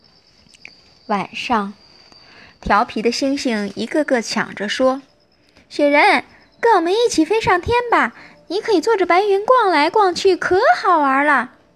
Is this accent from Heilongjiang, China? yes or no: yes; Harbin, Heilongjiang, China; 我是槟城哈尔滨的人